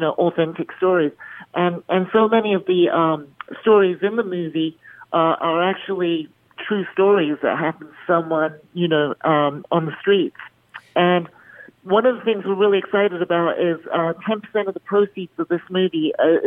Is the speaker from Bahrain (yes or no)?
yes; Bahrain; now in Las Vegas, United States; I grew up in the Middle East in Bahrain, where I was in the minority